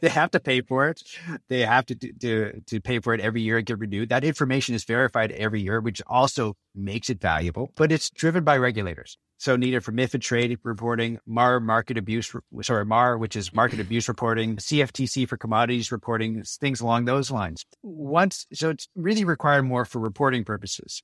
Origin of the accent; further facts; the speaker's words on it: Canada; moved away as an adult; also born or lived in Los Angeles, United States / New York area, United States; now in Copenhagen, Denmark; I'm actually Canadian, and I spend most of my working life, though, in the States, in Los Angeles, and, and the New York area.